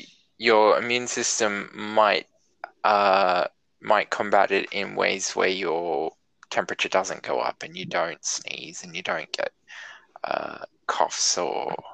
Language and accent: English; rural New South Wales, Australia; now in Victoria, Australia; I'm a New South Welshman by birth and rearing, and that makes me the finest breed of Australian possible